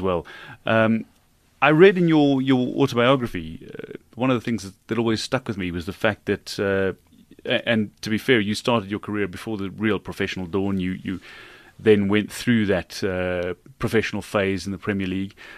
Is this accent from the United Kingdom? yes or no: no; South Africa